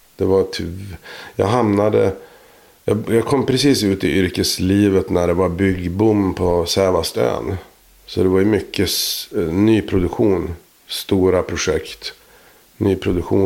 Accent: Boden, Norrbotten County, Sweden; jag är eh, född och uppvuxen i Boden

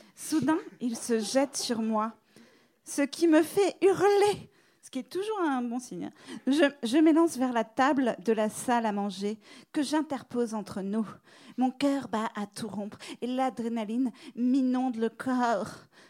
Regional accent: France; now in New York, United States; je suis française

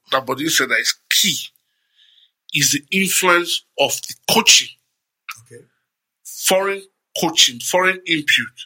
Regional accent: Nigeria; I'm, I'm Nigerian

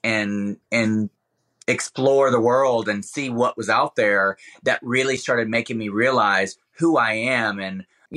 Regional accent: Alabama, United States; moved away; when I was living in Alabama, in especially my childhood

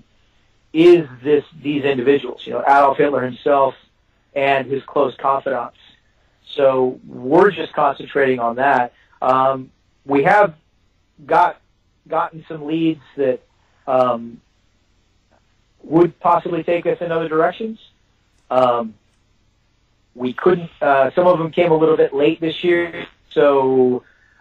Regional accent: Texas, United States; I'm a Texan

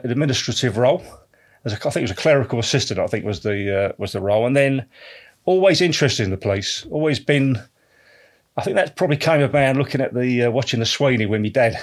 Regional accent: Canvey Island, East of England, United Kingdom; also born or lived in Canning Town, London; we moved down when we were sort of, uh, probably about two or three years of age. Moved down to Canvey Island

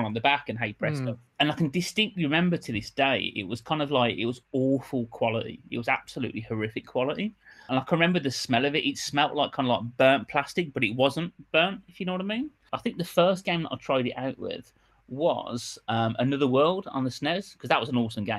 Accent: Birmingham, West Midlands, United Kingdom; I grew up in Birmingham, hence the accent

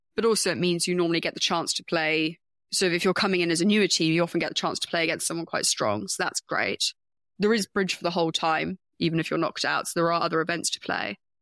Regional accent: United Kingdom; I'm a Brit

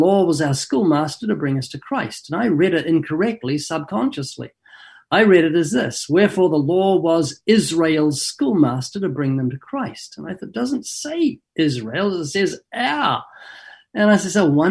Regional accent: New Zealand; moved away as an adult; now in Southern California, United States; I was born twice in New Zealand. Got a slight accent, been living in Southern California for 32 years

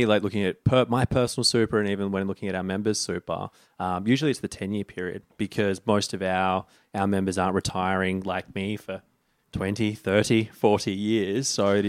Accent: Sydney, New South Wales, Australia; Northern Beaches, Sydney.

